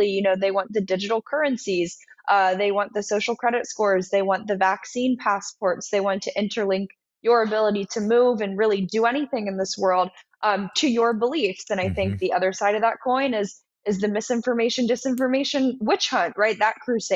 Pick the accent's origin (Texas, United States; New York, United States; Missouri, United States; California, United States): California, United States; Los Angeles; moved away as an adult; now in Washington, D.C., United States; I grew up in Los Angeles